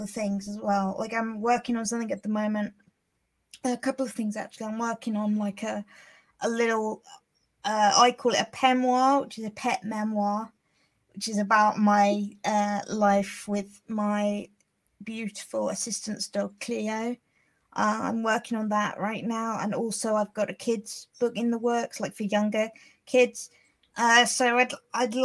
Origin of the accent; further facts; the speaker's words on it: Hampshire, South East England, United Kingdom; I'm from Hampshire in England